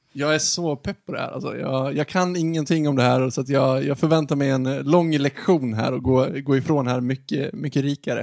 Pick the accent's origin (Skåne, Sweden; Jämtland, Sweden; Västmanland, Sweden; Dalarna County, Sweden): Dalarna County, Sweden; Ludvika; moved away; Jag kommer ju från landsbygden, jag kommer från Ludvika. Och jag har i och för sig inte bott där sedan 2006